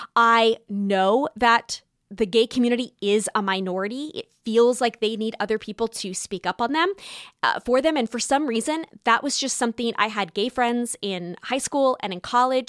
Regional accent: Southern California, United States; moved away as an adult; now in New York City, United States; I was born in Southern California

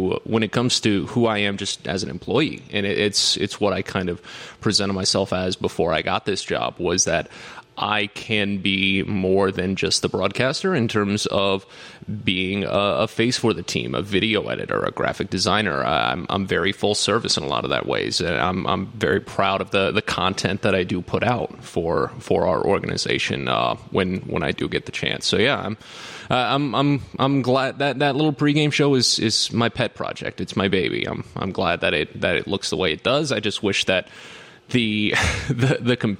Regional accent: St. Louis, Missouri, United States; moved away as an adult; now in Bowie, United States; I'm from St. Louis originally. Grew up there, and I went to college there

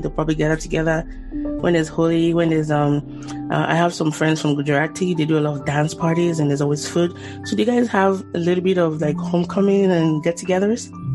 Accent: Nigeria; I'm Nigerian

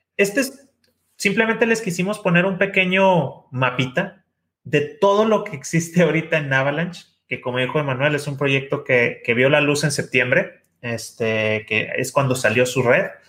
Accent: Mexico; los que somos mexicanos

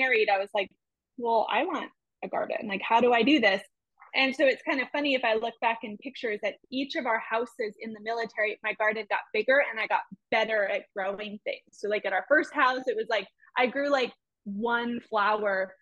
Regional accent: California, United States; now in Oklahoma, United States; I wasn't going to move home to California

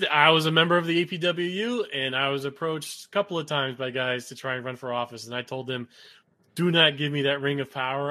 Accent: South Florida, United States; I was raised down in South Florida.

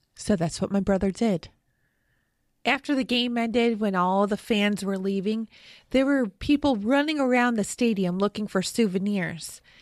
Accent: Western New York, United States; Growing up in Western New York, I watched plenty of Buffalo Bills N F L games

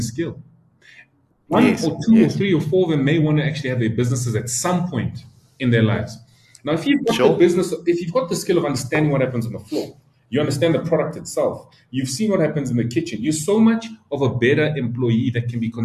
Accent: Soweto, Gauteng, South Africa; I grew up in Soweto. Like, I was raised by my grandmother.

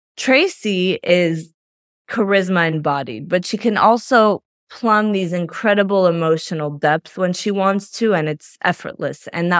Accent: France; also born or lived in Belgium; I was raised in France and Belgium, and I went to NYU, and I thought I was going to be a journalist

